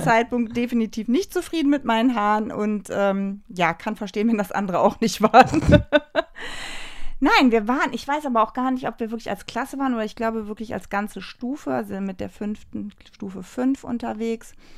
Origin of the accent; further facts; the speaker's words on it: Leverkusen, North Rhine-Westphalia, Germany; also ich komme ja wie gesagt aus Leverkusen